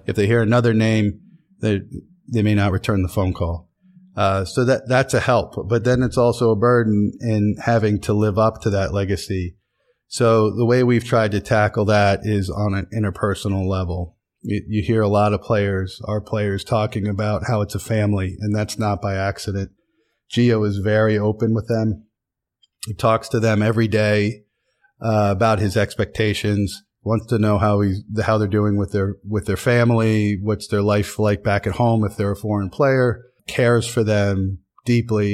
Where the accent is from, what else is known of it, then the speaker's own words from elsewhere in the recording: Williamsport, Pennsylvania, United States; now in New York, United States; Williamsport, Pennsylvania. Town of 30, 35,000 people in the Susquehanna Valley